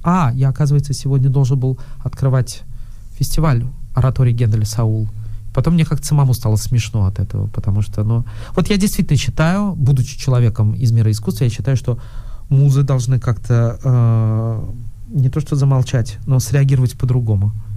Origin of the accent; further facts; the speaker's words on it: Moscow, Russia; я из Москвы